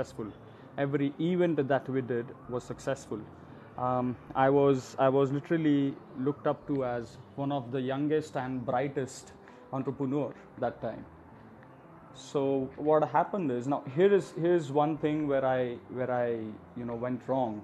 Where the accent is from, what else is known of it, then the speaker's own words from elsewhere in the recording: India; I'm from India